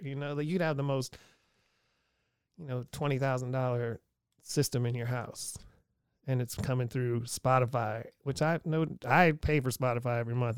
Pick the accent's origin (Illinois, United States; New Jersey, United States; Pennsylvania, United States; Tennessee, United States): Pennsylvania, United States; Erie; I'm from, I grew up on twenty-sixth and Wallace.